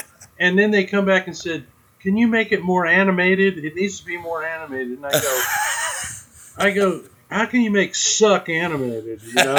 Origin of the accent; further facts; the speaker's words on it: Lawrence, Kansas, United States; I was raised up around Lawrence, Kansas. And played in bands there all my life.